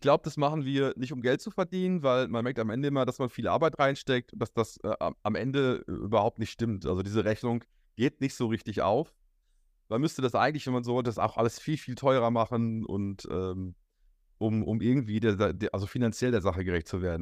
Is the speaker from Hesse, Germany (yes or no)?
no; Hamm, North Rhine-Westphalia, Germany; hier bei uns in Hamm